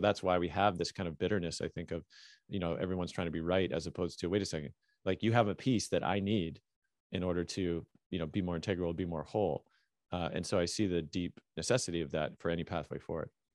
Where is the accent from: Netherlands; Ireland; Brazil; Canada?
Canada; I'm Canadian